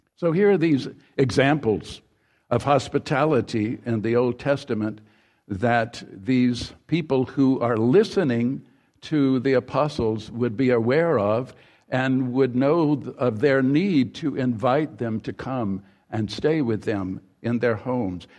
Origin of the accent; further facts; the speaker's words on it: Mississippi, United States; the home in which I grew up in Mississippi, further down Mississippi